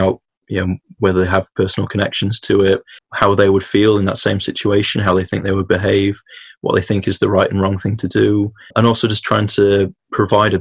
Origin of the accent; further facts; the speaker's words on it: United Kingdom; us as British people